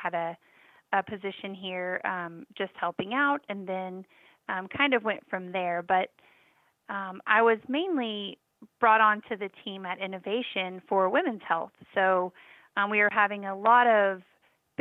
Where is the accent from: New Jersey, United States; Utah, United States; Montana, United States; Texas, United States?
Texas, United States; now in Georgia, United States; I was born and raised in Texas